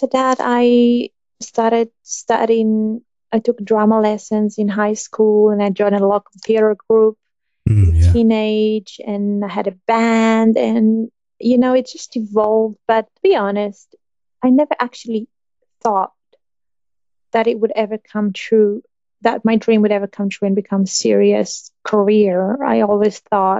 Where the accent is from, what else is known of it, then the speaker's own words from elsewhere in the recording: Tel Aviv, Tel Aviv District, Israel; I was born and raised in Tel Aviv in Israel